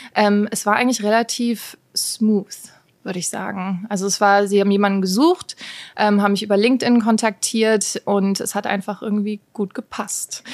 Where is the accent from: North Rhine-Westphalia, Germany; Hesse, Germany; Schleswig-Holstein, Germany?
Hesse, Germany; Rheingau; moved away; also born or lived in New York; ursprünglich aus dem Rheingau